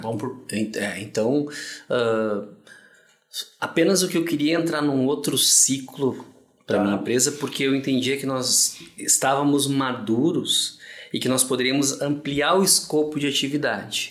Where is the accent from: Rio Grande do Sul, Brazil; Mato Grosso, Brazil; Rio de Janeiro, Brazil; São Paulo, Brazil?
Rio Grande do Sul, Brazil; nosso estado, Rio Grande do Sul